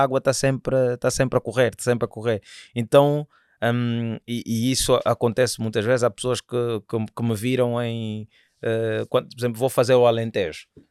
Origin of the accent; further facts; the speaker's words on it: Angola; sou angolano